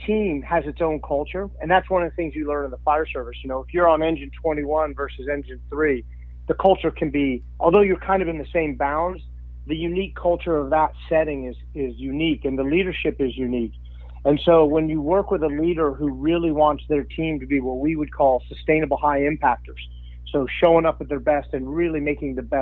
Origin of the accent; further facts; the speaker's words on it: Washington, District of Columbia, United States; now in Phoenix, United States; I'm from Washington, D.C., but lived in Phoenix for, you know, a long time now